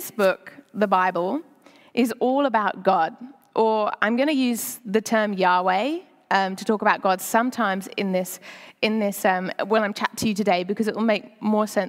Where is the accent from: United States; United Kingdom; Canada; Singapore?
United Kingdom; moved away as an adult; now in Sydney, Australia; I'm British